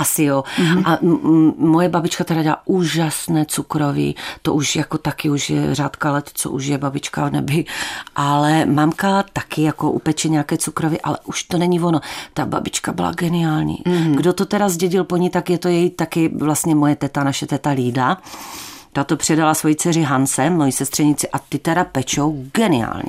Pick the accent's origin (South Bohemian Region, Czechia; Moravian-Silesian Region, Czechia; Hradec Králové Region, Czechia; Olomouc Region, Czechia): Moravian-Silesian Region, Czechia; Ostrava; also born or lived in Opava / Kobeřice; já jsem se narodila v Opavě, tam jsem strávila asi dvoje Vánoce, které si samozřejmě nepamatuju. A pak jsme se přestěhovali asi na tři roky nebo mm, tak nějak do Kobeřic. Mm, a z těch kobeřic jsme se potom přestěhovali už do Poruby a tam jsem v podstatě do dneška